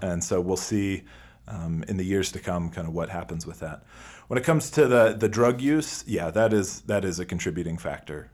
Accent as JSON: {"language": "English", "country": "United States"}